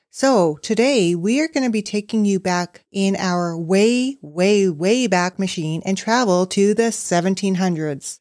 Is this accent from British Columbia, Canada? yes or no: yes; Queen Charlotte Islands, British Columbia, Canada; I'm from Queen Charlotte's